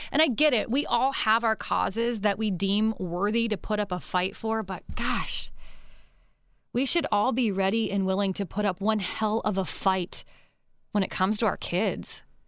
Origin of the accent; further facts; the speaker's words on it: Pennsylvania, United States; moved away; I'm originally from Pennsylvania